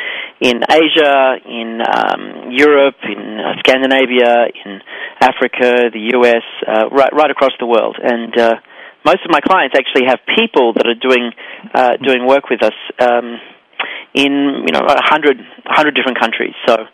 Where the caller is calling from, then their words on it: Sydney, New South Wales, Australia; also born or lived in New York; I'm calling in from Sydney, Australia, and I'm bi-hemispherical, which means I live across both hemispheres. I have a home in Sydney and in New York, and I travel between the two about 5 or 6 times a year.